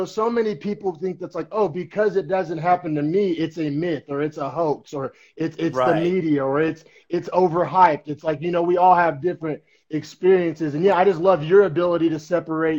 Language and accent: English; Norman, Oklahoma, United States; moved away as an adult; also born or lived in Bay Area, California; now in California, United States; we're both from Norman, Oklahoma, but just, like, different parts of town.